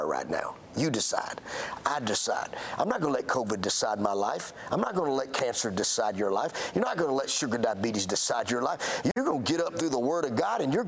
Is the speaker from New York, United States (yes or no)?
no; Alabama, United States; I'm from Alabama